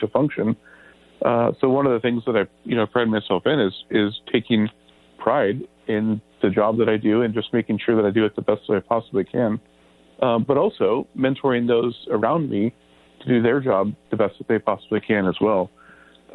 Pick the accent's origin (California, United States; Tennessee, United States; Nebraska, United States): California, United States; Grass Valley; the family picked up the roots there and moved up here. And basically, I like to just call myself born and raised here